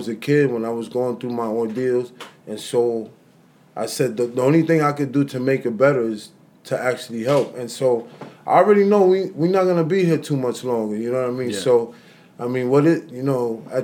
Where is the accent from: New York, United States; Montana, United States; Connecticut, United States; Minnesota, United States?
New York, United States; New York City; both of my parents, they're Dominican, but I was born here in New York City